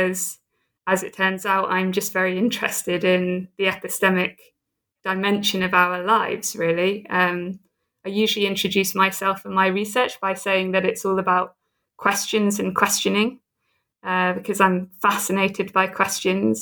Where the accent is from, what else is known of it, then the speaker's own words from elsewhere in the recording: Southampton, South East England, United Kingdom; also born or lived in United States / Oxford; now in Edinburgh, United Kingdom; I'm a Brit. I'm from the south coast of England, from Southampton.